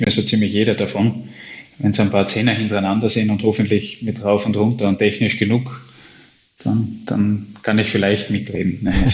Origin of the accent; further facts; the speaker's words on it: Austria; ich bin Österreicher.